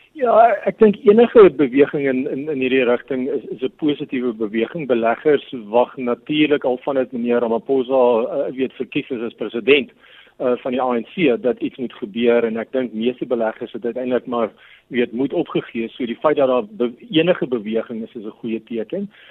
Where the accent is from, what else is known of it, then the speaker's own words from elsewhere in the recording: South Africa; ons as Suid-Afrikaners